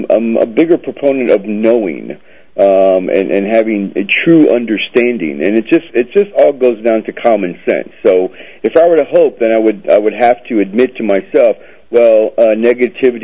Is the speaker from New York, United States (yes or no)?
no; Florida, United States; My family's Cuban. So I was actually born in Florida. They left after the revolution. And so I was raised in Florida